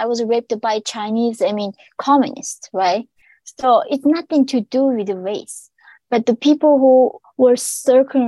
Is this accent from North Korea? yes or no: yes; North Korea; now in New York City, United States; When I was born in North Korea